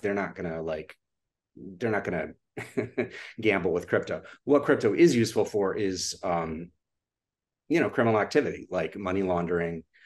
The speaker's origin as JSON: {"language": "English", "town": "Austin", "region": "Texas", "country": "United States", "tie": "born or raised there", "moved": "yes", "said": "growing up in Austin was truly just a, it was an incredible childhood."}